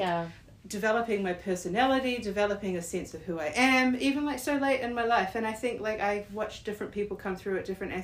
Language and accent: English; Wellington, New Zealand; moved away as an adult; also born or lived in Sydney, Australia / Melbourne, Australia; I grew up in Wellington, and then I moved to Australia, and I lived in Sydney at first